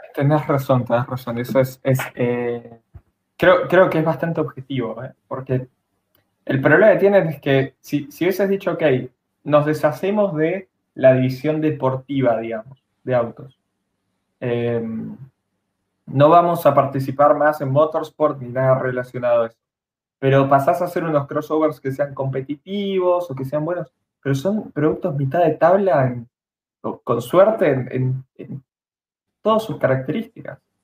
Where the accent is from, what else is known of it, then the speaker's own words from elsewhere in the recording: Bariloche, Río Negro, Argentina; yo soy de Bariloche, yo no soy de Capital.